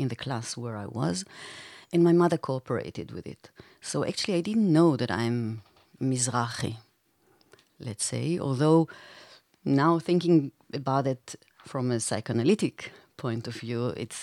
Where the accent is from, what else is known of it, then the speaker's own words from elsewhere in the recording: Beersheba, Southern District, Israel; now in Berlin, Germany; I was born in Israel, in Be'er Sheva, which is a city located in the south of Israel